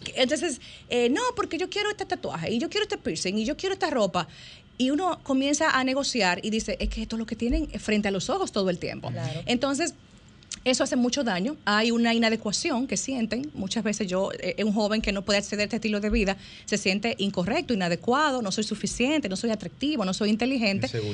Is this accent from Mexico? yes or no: no; Santiago de los Caballeros, Santiago, Dominican Republic; yo soy santiaguera